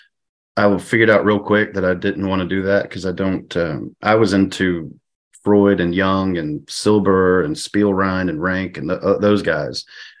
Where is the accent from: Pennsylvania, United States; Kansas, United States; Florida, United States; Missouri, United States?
Pennsylvania, United States; I grew up in Pennsylvania, so I'm okay.